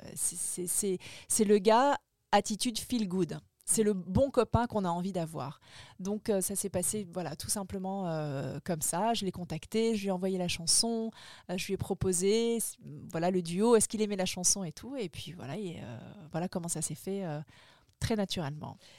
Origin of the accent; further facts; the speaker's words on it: French Polynesia; moved away as an adult; now in Paris, France; mon enfance, ma vie à Tahiti